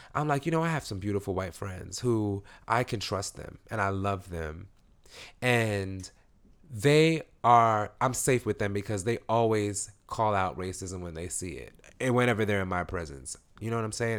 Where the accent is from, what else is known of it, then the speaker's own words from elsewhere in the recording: New York City, New York, United States; I'm from East New York